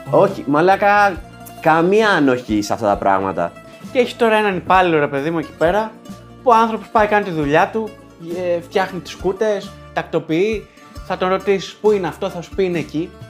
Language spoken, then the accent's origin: Greek; Samothrace, Eastern Macedonia and Thrace, Greece; Είμαι από τη Σαμοθράκη και είναι ένα αυτοκίνητο από πίσω